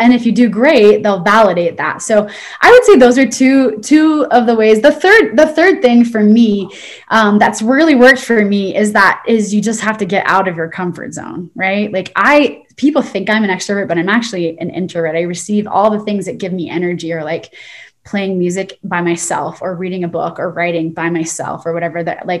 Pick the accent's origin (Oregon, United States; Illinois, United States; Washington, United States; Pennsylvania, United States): Oregon, United States; also born or lived in Utah / San Diego; now in Arizona, United States; I'm from Oregon and then I moved to Utah and I lived in San Diego.